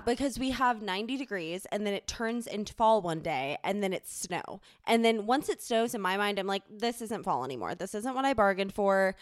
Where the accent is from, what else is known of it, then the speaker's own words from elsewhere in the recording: Charleston, South Carolina, United States; now in Denver, United States; growing up in Charleston, there wasn't, like, a true, quote, "fall."